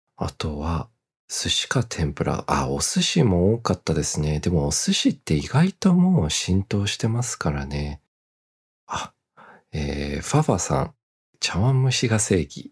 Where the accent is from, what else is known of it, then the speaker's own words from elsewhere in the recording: Australia; now in Japan; オーストラリア育ち、オーストラリア生まれにもかかわらず